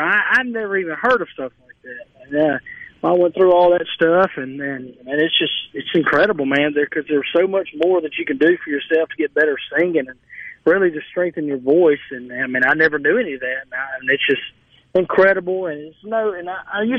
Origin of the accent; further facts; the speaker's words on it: Cleveland, Mississippi, United States; my hometown